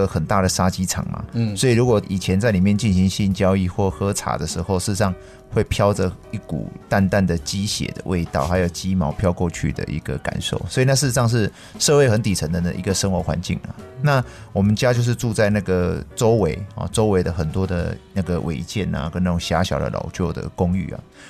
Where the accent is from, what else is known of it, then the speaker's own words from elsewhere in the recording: Yunlin County, Taiwan; 大家都是云林人，哦，云林人其实蛮团结的。他也知道我是云林人，那他也是云林人，所以后来很多大哥也没有去为难我